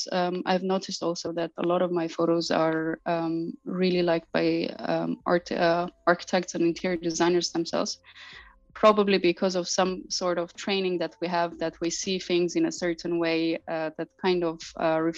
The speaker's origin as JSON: {"language": "English", "country": "Armenia", "tie": "born or raised there", "also_born_or_lived": "United States / Asia / Middle East / Europe", "moved": "as an adult", "lives_now": "Berlin, Germany", "said": "I'm originally Armenian. I grew up in Armenia"}